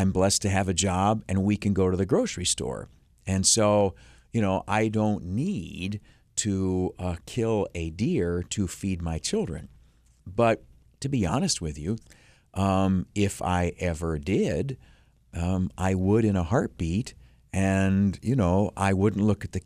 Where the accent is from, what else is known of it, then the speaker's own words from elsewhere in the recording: Canisteo, New York, United States; where I grew up down in Canastillo